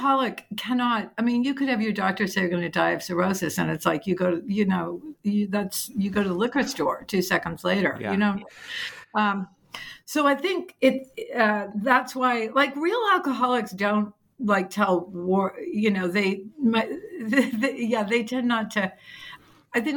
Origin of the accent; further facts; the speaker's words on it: New England, United States; I come from New England where it's like, no, you just work harder and that's how you get.